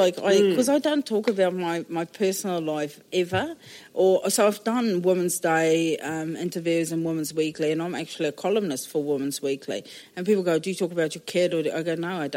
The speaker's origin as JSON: {"language": "English", "town": "Johannesburg", "region": "Gauteng", "country": "South Africa", "tie": "born or raised there", "moved": "as an adult", "lives_now": "New Zealand", "said": "I was born in South Africa, the biggest baby that was ever born in this particular hospital in Johannesburg"}